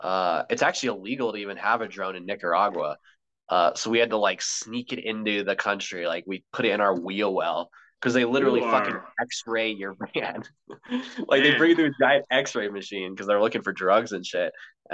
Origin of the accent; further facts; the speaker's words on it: Colorado, United States; Yeah, well, since I grew up in Colorado, honestly, like anything mountains